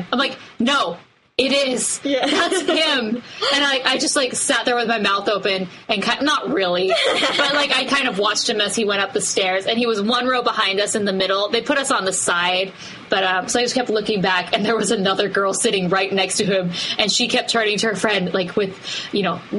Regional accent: United States; I'm American.

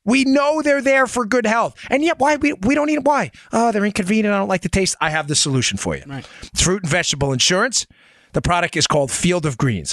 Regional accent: New York, United States; I grew up in New York

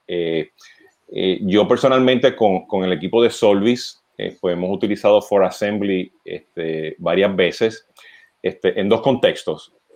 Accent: Puerto Rico; nosotros los boricuas, pues, aparte del acento

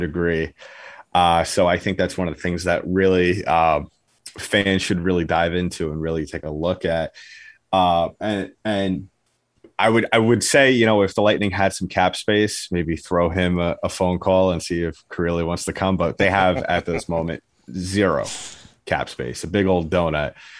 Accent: New York, United States; I am from New York.

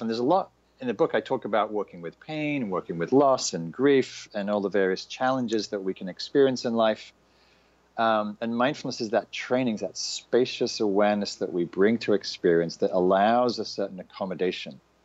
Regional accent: the north of England, United Kingdom; moved away; also born or lived in London; I'm from England. I grew up in Northern England.

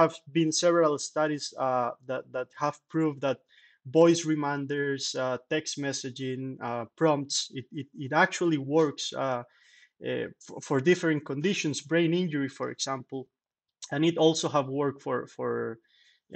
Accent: Costa Rica; moved away as an adult; now in Salamanca, Spain; I am from Costa Rica

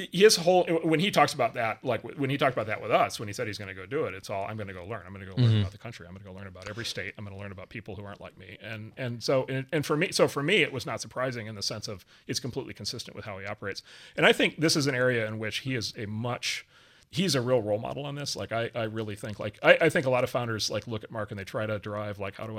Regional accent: Wisconsin, United States; spend a day on a farm not far from where I grew up in Wisconsin and learn how to milk cows

